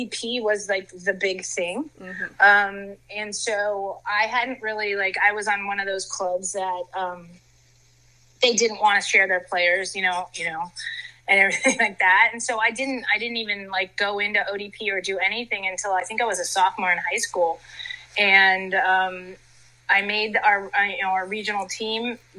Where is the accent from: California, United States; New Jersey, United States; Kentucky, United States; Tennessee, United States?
New Jersey, United States; Princeton; I grew up in Princeton, New Jersey, and my mother is Dutch, so soccer was in my blood